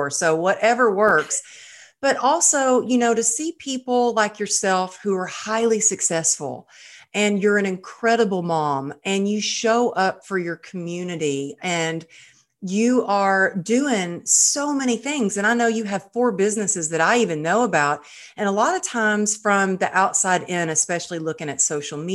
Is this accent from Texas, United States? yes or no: yes; Texas, United States; But you know, I grew up in Texas and you know, that's very normal to get married when you're you're a teenager